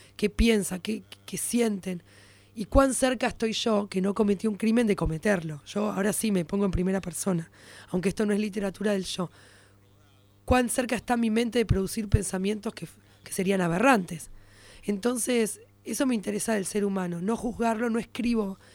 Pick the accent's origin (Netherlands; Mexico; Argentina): Argentina; Buenos Aires; Y además soy judía porteña, clase media.